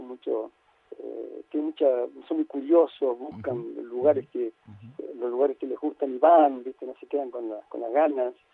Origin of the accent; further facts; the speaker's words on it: Cruz del Eje, Córdoba, Argentina; moved away; also born or lived in Paris; el día que me fui de Cruz del Eje, me fueron a despedir mi madre y mis hermanos